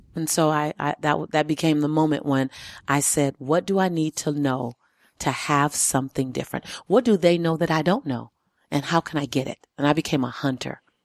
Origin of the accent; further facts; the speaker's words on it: Los Angeles, California, United States; I was born and raised in South Central L